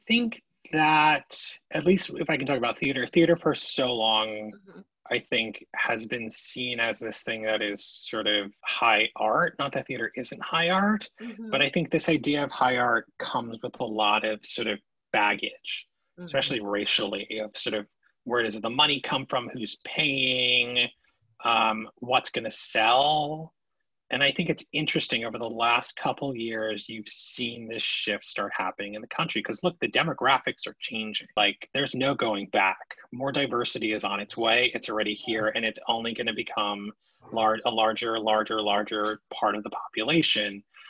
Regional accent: New Jersey, United States; also born or lived in Queens, New York; Born in Queens, New York, from Long Island Jewish Hospital. My parents are from New York, have like relatively thick New York accents. I somehow lost it. And when I was 5, we moved actually to New Jersey

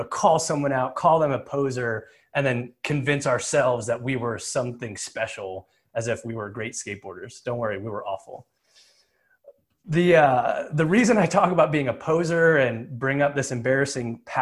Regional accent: New Jersey, United States; I grew up in Jersey

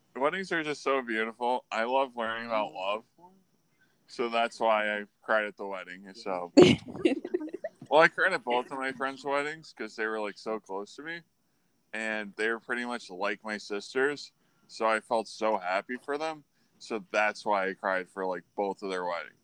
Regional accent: Buffalo, New York, United States; I was from Buffalo

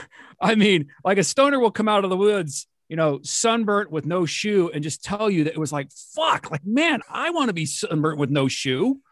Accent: San Diego, California, United States; I grew up in San Diego

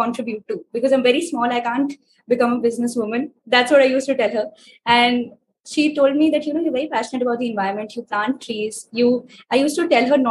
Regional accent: New Delhi, Delhi, India; I'm from New Delhi, India

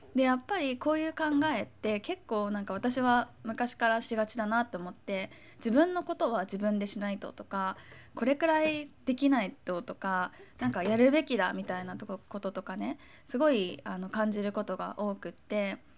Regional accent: Chiba, Japan; moved away; 私は千葉出身

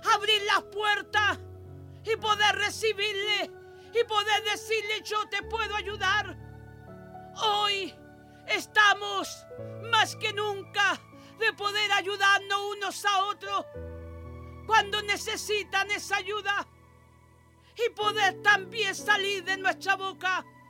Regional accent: Chile; oro por mi tierra, oro por mi Chile, mi amado Chile

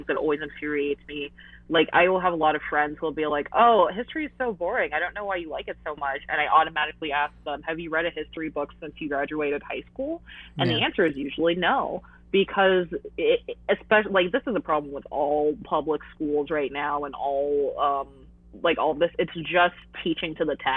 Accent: United States; I am American, like, I'm a natural-born American

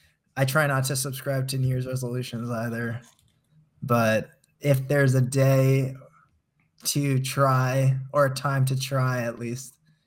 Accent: New Jersey, United States; People think I'm from California, so it's hard to pinpoint if I came from New Jersey. But I did come from New Jersey.

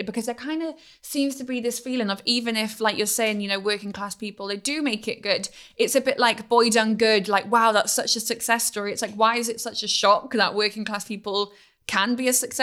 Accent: Wales, United Kingdom; I am from Wales.

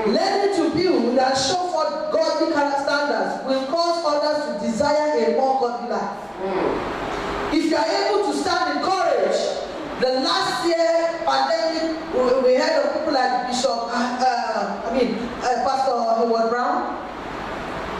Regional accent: Kaduna State, Nigeria; Growing up in Kaduna State, Nigeria

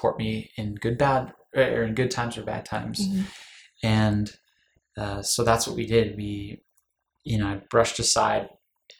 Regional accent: Los Angeles, California, United States; moved away as an adult; now in Utah, United States; I'm from Los Angeles. I moved up here for college

